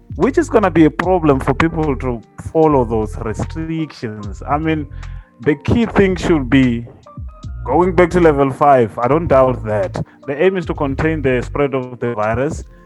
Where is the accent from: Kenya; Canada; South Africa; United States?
South Africa; Limpopo; I'm from Limpopo